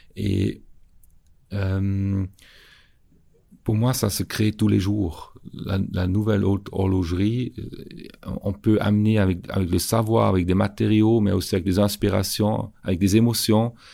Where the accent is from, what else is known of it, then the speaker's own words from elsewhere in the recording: Schaffhausen, Switzerland; j'ai grandi à Chafouz avec un, grand-père qui avait un magasin